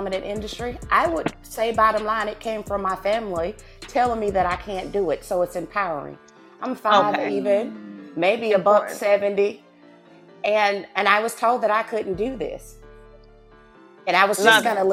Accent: Newberry, South Carolina, United States; accent: southern; now in Killeen, Texas, United States; I'm from a little place called Newberry, South Carolina.

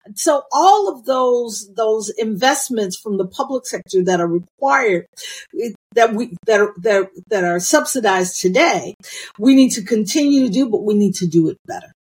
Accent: United States; I was born in the United States of America

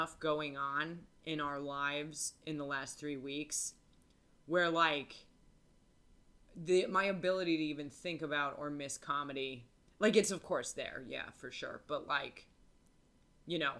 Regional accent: United States; also born or lived in New York; I'm American

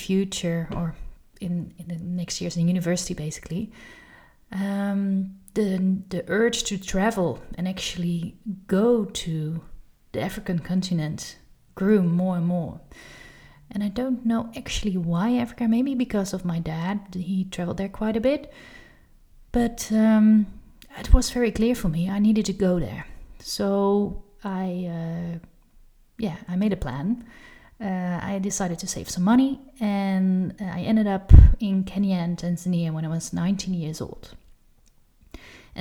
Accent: Amsterdam, North Holland, Netherlands; I've been born and raised in Amsterdam, in the Netherlands.

